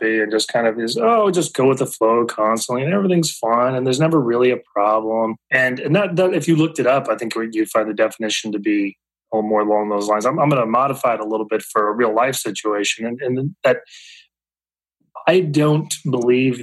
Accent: Minnesota, United States; moved away as an adult; now in Ohio, United States; So I'm originally from Minnesota, actually. I've been living here in Ohio for just over 10, 11 years.

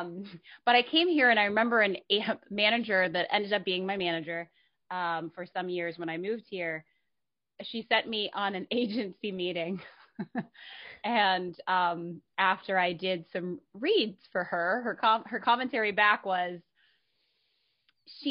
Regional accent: Dallas, Texas, United States; moved away as an adult; I'm from Dallas, I grew up in Dallas, and that was all we had when I lived there a million years ago.

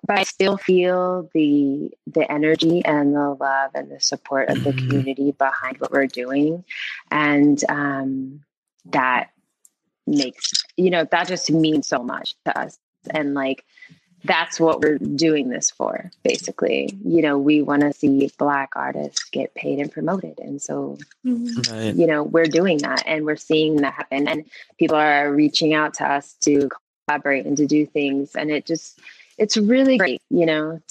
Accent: Tucson, Arizona, United States; also born or lived in Florida; now in Tucson, United States; growing up in Tucson, we have a very small Black community

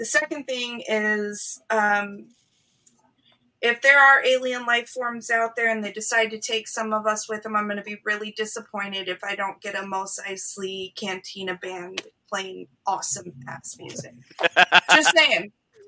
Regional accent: Las Vegas, Nevada, United States; Well, I mean, when you're born and raised in Vegas, tattooing doesn't seem so scary anymore.

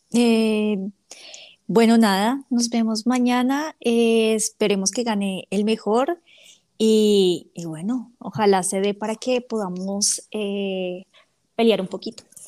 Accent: Bogotá, Colombia; yo soy de Bogotá

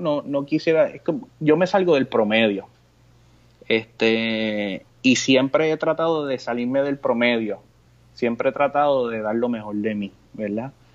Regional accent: Puerto Rico; como boricua

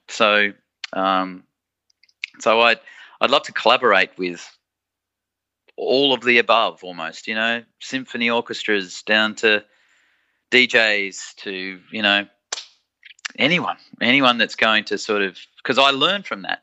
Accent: Australia; us Aussies

